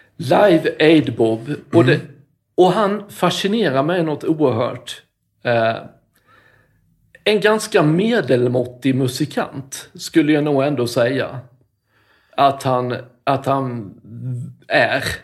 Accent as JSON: {"language": "Swedish", "town": "Karlshamn", "region": "Blekinge", "country": "Sweden", "tie": "born or raised there", "said": "där är jag uppvuxen"}